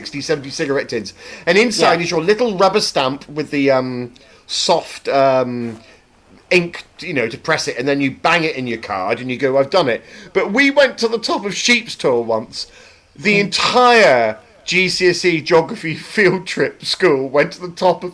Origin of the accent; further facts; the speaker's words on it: Plymouth, South West England, United Kingdom; I grew up just outside Plymouth on the edge of Dartmoor